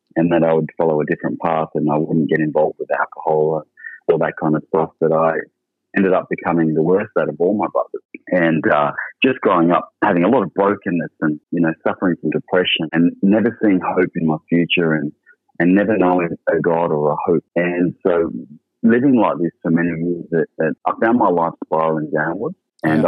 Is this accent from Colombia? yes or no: no; Sydney, New South Wales, Australia; I grew up in Sydney and uh, initially lived in a place called King's Cross